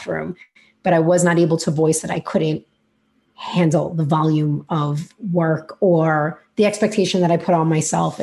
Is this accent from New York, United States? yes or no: yes; New York City, New York, United States; accent: New York; if you cannot hear already from my accent or are wondering where it's from, I am in New York and in Brooklyn